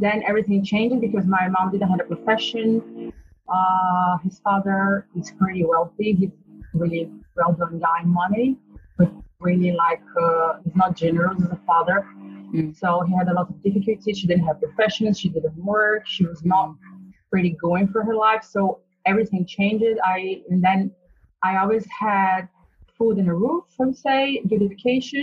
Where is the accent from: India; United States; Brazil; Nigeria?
Brazil; English is a second language; moved away as an adult; also born or lived in Spain; now in United Kingdom; I was born and raised in Brazil, and I lived there up to 2006. Then I moved to Spain.